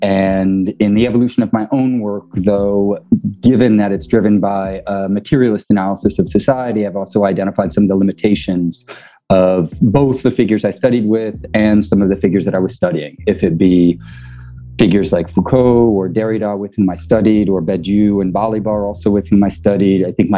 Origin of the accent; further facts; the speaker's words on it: Kansas, United States; moved away as an adult; also born or lived in Paris, France; Well, yeah, originally I grew up in Kansas on a farm